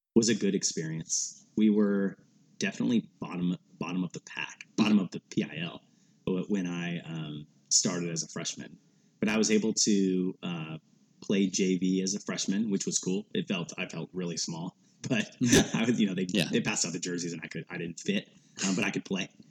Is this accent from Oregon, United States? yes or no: yes; Portland, Oregon, United States; growing up in Portland